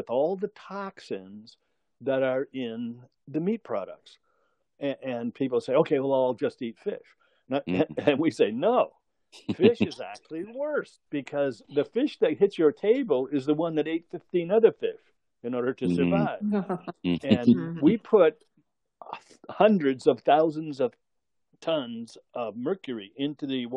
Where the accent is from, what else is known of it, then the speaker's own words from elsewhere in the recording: Brantford, Ontario, Canada; in my hometown in Brantford, Ontario, Canada, there was country music